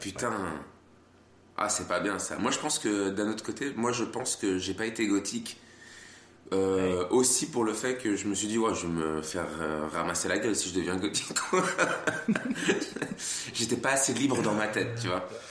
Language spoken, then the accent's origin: French; France; moved away; also born or lived in Switzerland; suis né en France.